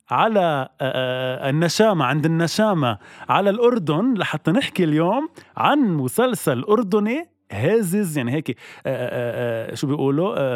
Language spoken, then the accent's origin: Arabic; Lebanon; نحن كشعب لبناني اصلا نبزناكي وبعدناك